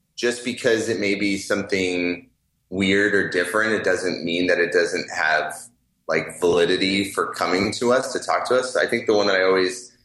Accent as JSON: {"language": "English", "region": "California", "country": "United States", "tie": "born or raised there", "said": "both Colby and I grew up in California"}